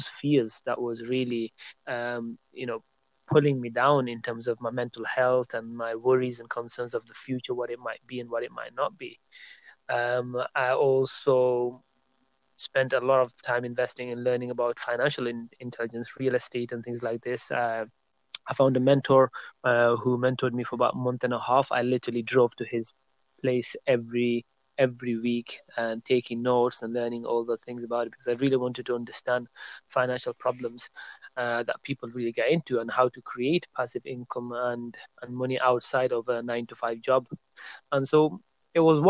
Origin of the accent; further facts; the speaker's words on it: Burnley, North West England, United Kingdom; moved away as an adult; also born or lived in Birmingham, United Kingdom; I made a move to the city of Birmingham in UK from my hometown of Burnley.